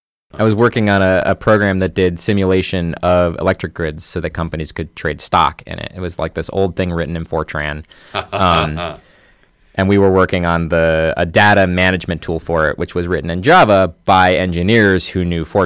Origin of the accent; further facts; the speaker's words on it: Bloomington, Indiana, United States; also born or lived in Hartford; Yep. I don't really remember anywhere else.